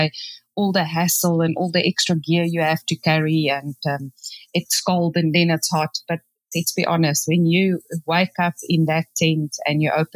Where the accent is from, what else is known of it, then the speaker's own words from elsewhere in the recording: South Africa; moved away as an adult; from South Africa, and we are currently in Texas